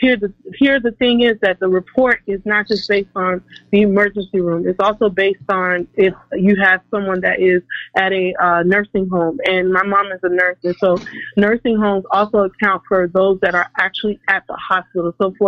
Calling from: Chicago, Illinois, United States; Yes, I'm from Chicago.

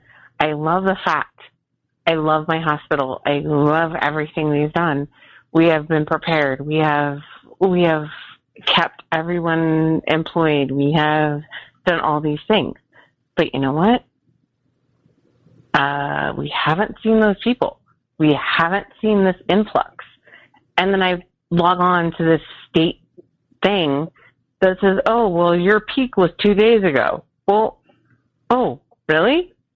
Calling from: Nevada, United States; I'm a charge nurse in the ER in Northern Nevada.

